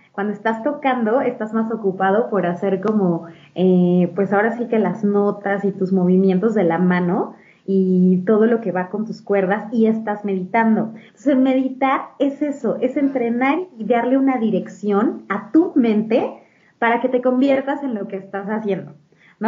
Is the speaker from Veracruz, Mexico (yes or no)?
no; Mexico City, Mexico; also born or lived in Spain; Soy de Ciudad de México. Aquí he vivido, pues, prácticamente toda mi vida, excepto por una temporada que viví en España